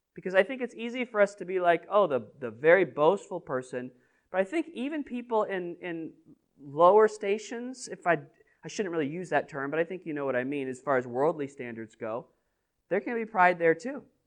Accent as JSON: {"language": "English", "region": "New England", "country": "United States", "said": "Most of us are New Englanders, so, and we're from the Northeast"}